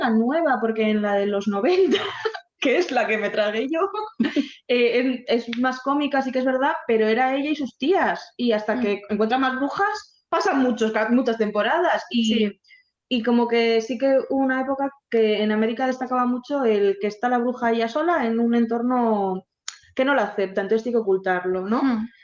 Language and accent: Spanish; Basque Country, Spain; born or raised there